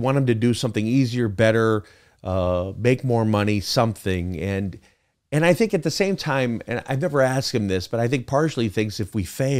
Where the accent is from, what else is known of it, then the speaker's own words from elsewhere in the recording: Chicago, Illinois, United States; I grew up in Chicago. I got I'm the youngest of four brothers.